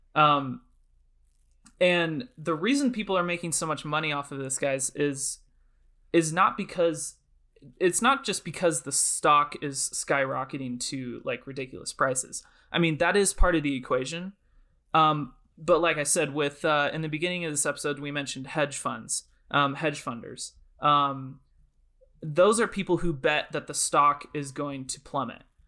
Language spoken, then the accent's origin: English; Oregon, United States; I'm currently in my hometown in Oregon